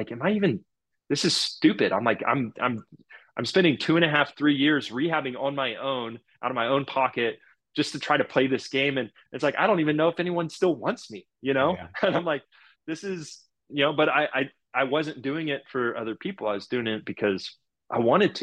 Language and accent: English; Houston, Texas, United States; here I am in Houston, you know, the team that drafted me in my hometown